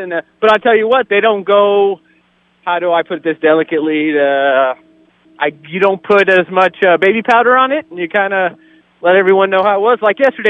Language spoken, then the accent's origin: English; California, United States; I'm a transplant from California, so I don't know.